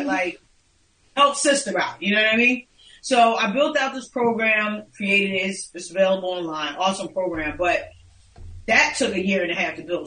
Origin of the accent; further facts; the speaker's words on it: Philadelphia, Pennsylvania, United States; moved away as an adult; now in South Jersey, United States; I am born and raised in North Philadelphia, but currently I live in South Jersey